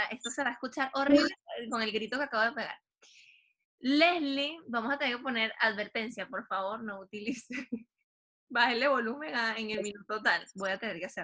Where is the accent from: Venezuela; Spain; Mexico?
Venezuela; moved away as an adult; now in Chile; soy, Tauro y nací en Venezuela.